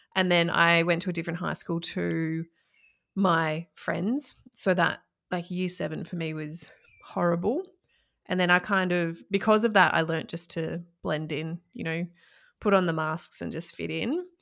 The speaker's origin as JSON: {"language": "English", "town": "Echuca", "region": "Victoria", "country": "Australia", "tie": "born or raised there", "said": "I grew up in country Victoria in Australia. So I grew up in Echuca and, well, a few places before then, but major, mainly Echuca."}